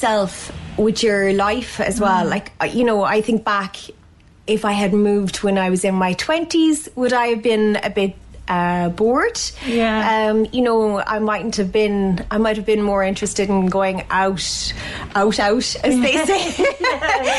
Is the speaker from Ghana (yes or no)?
no; West Kerry, Munster, Ireland; moved away as an adult; now in Ballydehob, Ireland; I come from West Kerry, a place called Annascoil